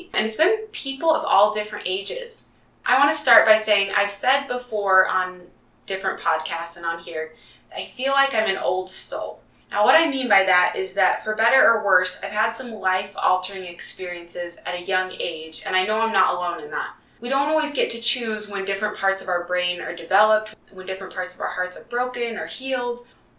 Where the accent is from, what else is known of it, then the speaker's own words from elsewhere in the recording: Utah, United States; also born or lived in Kansas / Colorado / Texas / Indiana; I was born in Kansas and I spent some time in Colorado as a really young kid, but I don't remember a lot from that time. Where I remember really developing most of my relationships is in Utah mostly